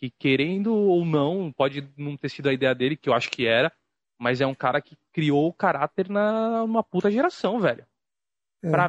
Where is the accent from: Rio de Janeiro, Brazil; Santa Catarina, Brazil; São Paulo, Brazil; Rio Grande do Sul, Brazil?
São Paulo, Brazil; Santos; Eu sou de Santos, velho.